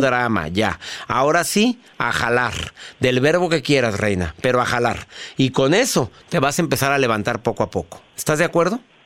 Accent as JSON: {"language": "Spanish", "country": "Mexico", "said": "en mi país, en la República Mexicana"}